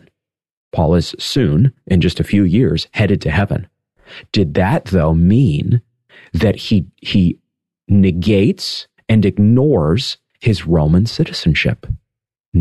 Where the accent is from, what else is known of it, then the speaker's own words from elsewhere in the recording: United States; in my own country here, as an American citizen